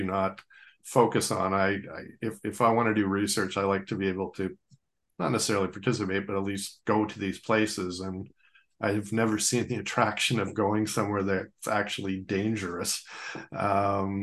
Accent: Mississauga, Ontario, Canada; I grew up in Mississauga, and I was 14 or something when the train derailment went

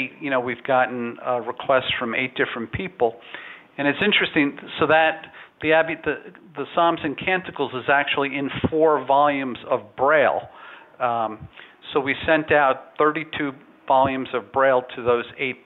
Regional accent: New York City, New York, United States; moved away as an adult; also born or lived in Dallas, Texas; I was born and raised here in New York City

